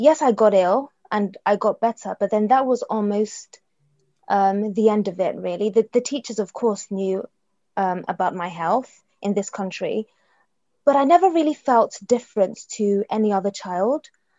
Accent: London, United Kingdom; born there; also born or lived in Nigeria; I was born in London, but I have lived in Nigeria. So just before I turned 9 years old, my mum took my siblings and I to Nigeria

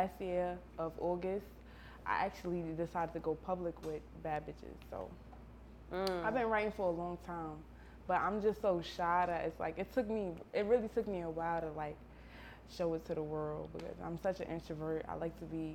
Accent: New York City, New York, United States; I'm from Brooklyn, Marcy Projects

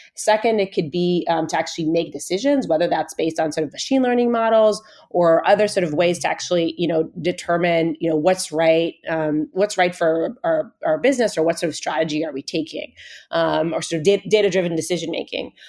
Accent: Israel; moved away as an adult; now in Bay Area, United States; I was actually originally born and raised in Israel.

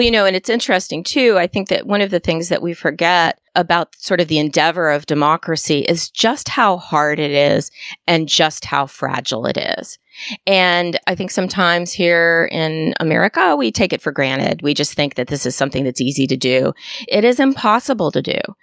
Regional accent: Washington, District of Columbia, United States; now in Tallahassee, United States; I grew up in Washington, D C

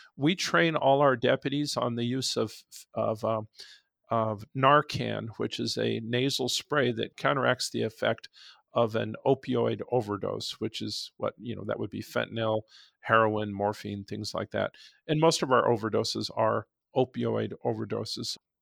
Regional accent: Nogales, Arizona, United States; also born or lived in Tucson; I've grown up here, I was born in Nogales

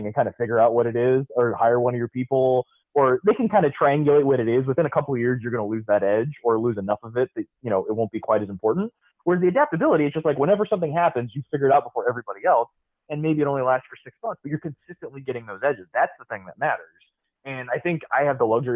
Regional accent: Tampa, Florida, United States; I grew up in Tampa, and they were like the first team I had contact

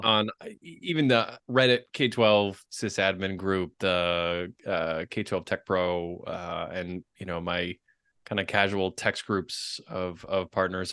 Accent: Boston, Massachusetts, United States; my hometown of Boston

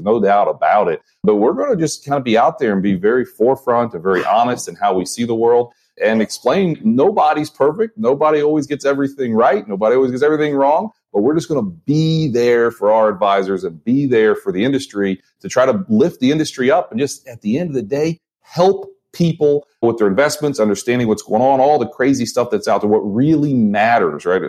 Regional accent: Springfield, Ohio, United States; I'm born and raised in Springfield, Ohio, southwestern Ohio

